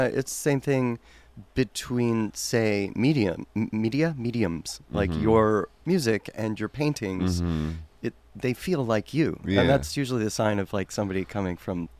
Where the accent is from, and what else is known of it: Cleveland, Ohio, United States; moved away